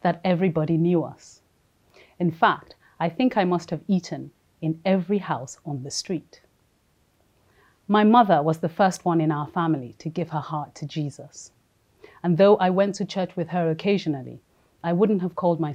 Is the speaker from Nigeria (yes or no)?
yes; Nigeria; moved away as an adult; also born or lived in London; I was born in London to a Nigerian dad and a Jamaican mom. When I was 4, we moved to Nigeria, and this is where I lived till after university.